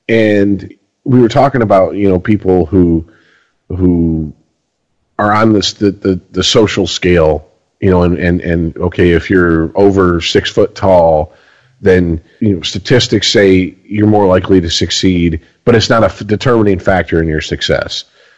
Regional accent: Garden City, Michigan, United States; born there; Well, I was born in Garden City, Michigan.

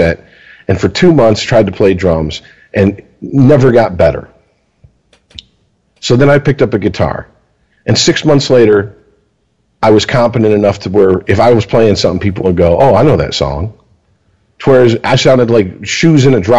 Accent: Deltona, Florida, United States; also born or lived in Michigan; I went back to Florida. So obviously, I went to middle school

